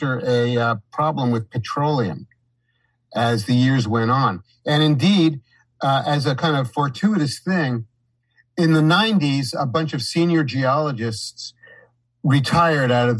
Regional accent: New York City, New York, United States; moved away as an adult; also born or lived in Saratoga Springs, New York; growing up in New York City and feeling overwhelmed by it the whole time I was a child

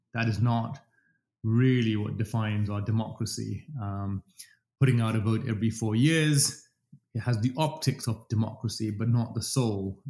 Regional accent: London, United Kingdom; accent: English; moved away as an adult; also born or lived in Dubai, United Arab Emirates; now in Toronto, Canada; I'm British. I speak English with an English accent, as I keep reminding everybody. Um, I've spent most of my life in London

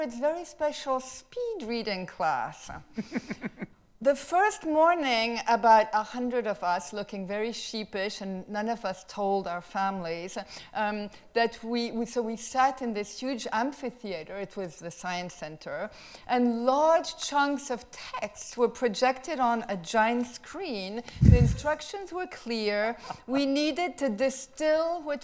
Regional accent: France; moved away; I came from France

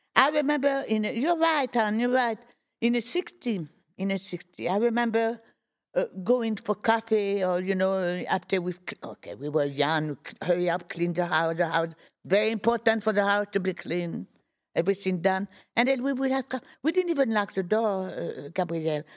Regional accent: Fontainebleau, Île-de-France, France; moved away; also born or lived in Boulogne-sur-Mer, France; I am from Fontainebleau, but I was not born in Fontainebleau.

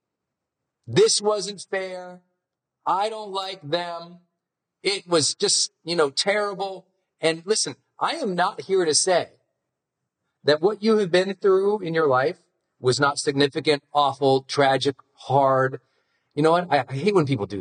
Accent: Montana, United States; I'm from Montana

